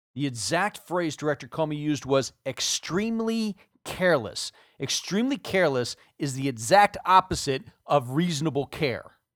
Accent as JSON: {"language": "English", "country": "United States", "said": "I'm an American"}